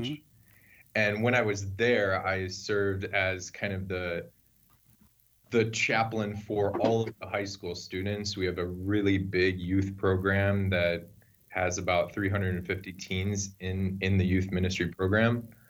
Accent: Mundelein, Illinois, United States; I grew up in Mundelein, Illinois

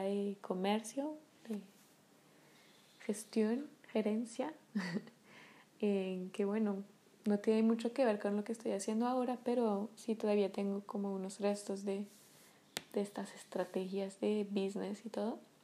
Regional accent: Paris, Île-de-France, France; first language French; Spanish is a second language; moved away; soy de París, eh, nací y crecí en París

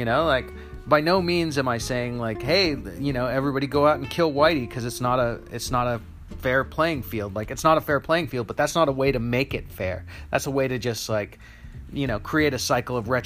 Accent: United States; in the United States is where I live. I'm American

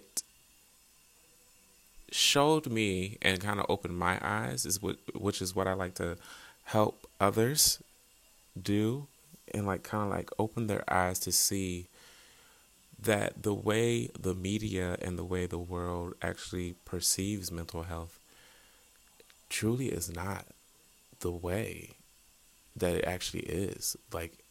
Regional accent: Eastern Shore of Maryland, United States; moved away; I'm originally from the Eastern Shore of Maryland, little small town

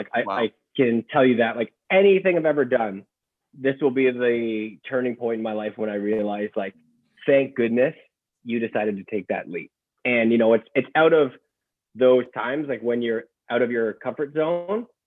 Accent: Ottawa, Ontario, Canada; moved away as an adult; also born or lived in Vancouver; now in Sudbury, Canada; I'm from Ottawa

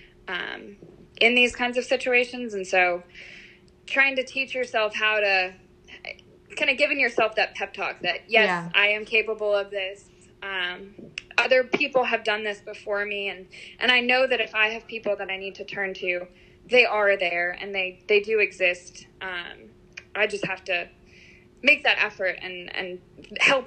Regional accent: New York, United States; moved away as an adult; now in Louisiana, United States; I'm originally from New York

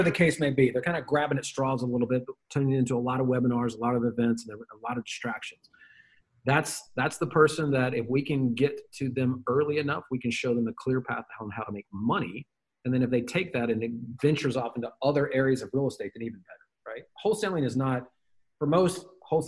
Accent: Memphis, Tennessee, United States; I am a redneck from Memphis, Tennessee

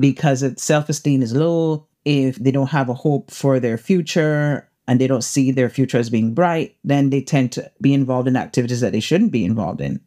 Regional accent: Cayman Islands; I'm from the Cayman Islands, the beautiful Cayman Islands

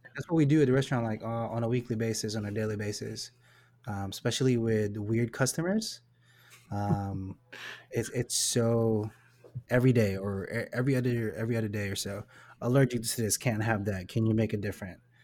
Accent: Philippines; I am Filipino

